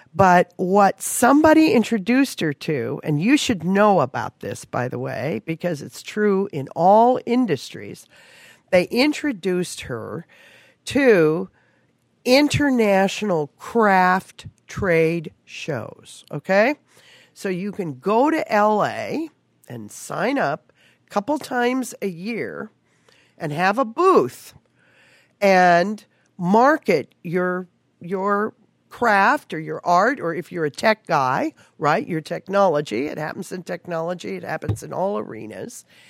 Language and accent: English; Palm Springs, California, United States; I actually grew up in Palm Springs around the movie business